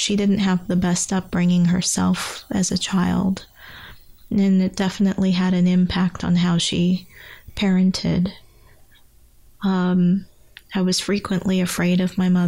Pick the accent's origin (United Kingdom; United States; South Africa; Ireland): United Kingdom; England; also born or lived in Guyana; I only spent 6 months in my native country of Guyana, and was immediately moved to England. So really, I have to say I grew up partially in England